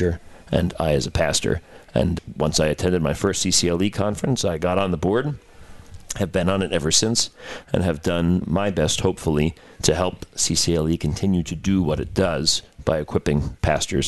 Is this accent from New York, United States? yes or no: yes; Long Island, New York, United States; also born or lived in Casper, Wyoming; now in Houston, United States; as a New Yorker from Long Island.